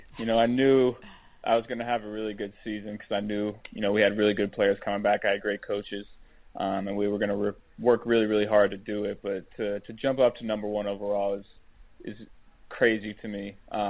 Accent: Athens County, Ohio, United States; 740. This is, you know, Athens County area. I wanted to get something to, you know, represent my home area, my hometown

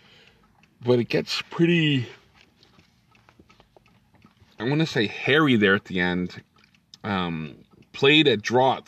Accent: the North, United States; now in the South, United States; I live in the South now, and I'm originally from the North.

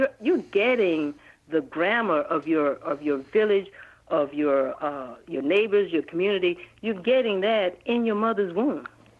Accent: Baton Rouge, Louisiana, United States; also born or lived in New Orleans; Oh, I'm from Louisiana. I'm not Cajun, but I'm born in New Orleans and reared in Baton Rouge.

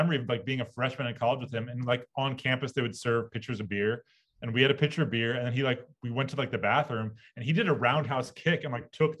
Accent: Bay Area, California, United States; moved away as an adult; also born or lived in New York; now in Los Angeles, United States; I grew up in the Bay Area, and I grew up going to baseball games in Oakland.

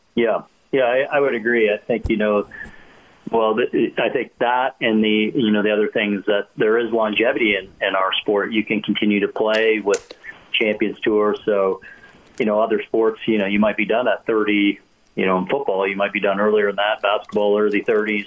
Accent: Canada; as a kid growing up in Canada

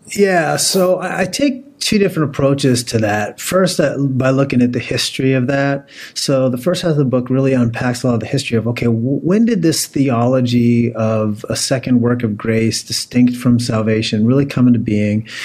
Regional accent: Pennsylvania, United States; moved away as an adult; also born or lived in Oklahoma / Puyallup, Washington; I was born and raised in Pennsylvania

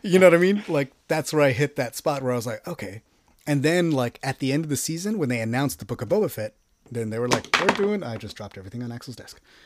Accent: Texas, United States; I'm from Texas

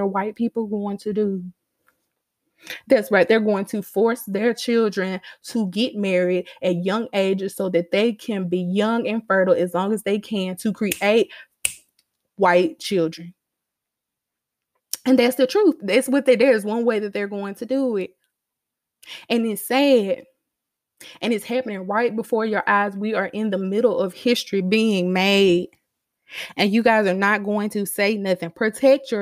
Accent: Starkville, Mississippi, United States; I grew up in Starkville

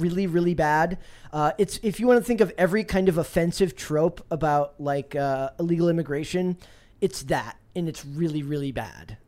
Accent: Woodbury, Minnesota, United States; I'm from Woodbury, Minnesota

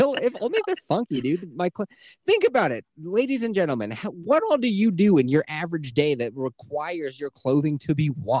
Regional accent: Canada; I'm from Canada.

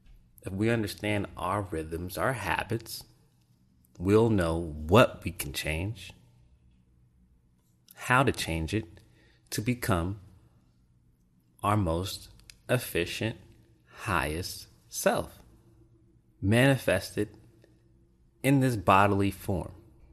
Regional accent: Japan; also born or lived in Mississippi, United States / Florida, United States; I grew up in Japan, influenced by Buddhist beliefs. And then in Mississippi, you know, straight Baptist church.

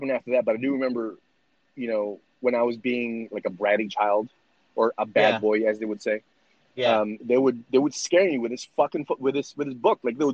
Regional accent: Philippines; Growing up in the Philippines

